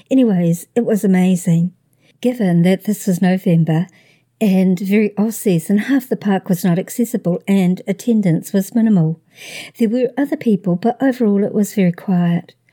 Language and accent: English; Midwest, United States; I'm from the Midwest, and that's still shorts weather to me.